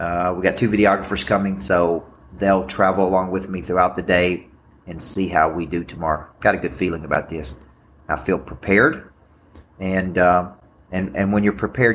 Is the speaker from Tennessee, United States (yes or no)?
yes; Murfreesboro, Tennessee, United States; my hometown of Murfreesboro, Tennessee